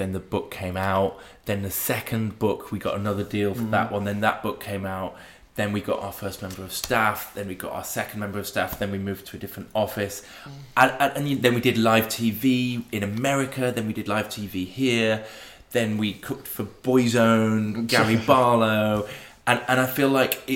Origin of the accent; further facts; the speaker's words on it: Sheffield, Yorkshire and the Humber, United Kingdom; moved away; the Sheffield boys come home